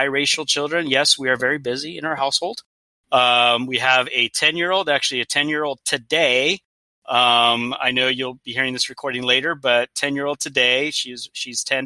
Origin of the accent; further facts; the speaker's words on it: Los Angeles, California, United States; first language Spanish; English is a second language; moved away as an adult; also born or lived in Oregon / Washington; I'm from Los Angeles, although I've also lived in Oregon for 7 years, Washington for two